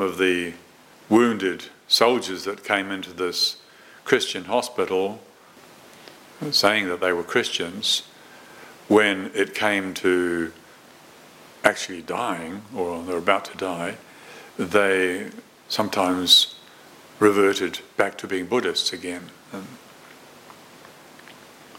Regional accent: New Zealand; moved away; I was born and brought up in New Zealand, although I've lived in this country longer

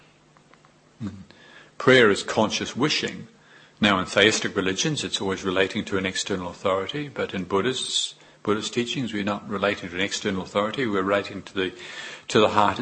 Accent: New Zealand; moved away as an adult; I was newly come, and I was from New Zealand, very obviously. And my accent, and newly arrived in this wonderful country.

